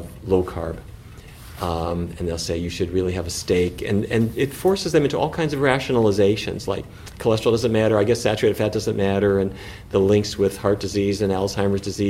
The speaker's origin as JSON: {"language": "English", "region": "North Dakota", "country": "United States", "tie": "born or raised there", "said": "the industry that I grew up with in North Dakota"}